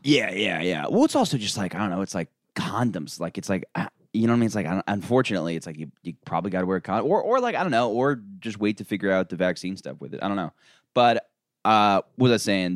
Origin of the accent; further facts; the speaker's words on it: Florida, United States; I'm from Florida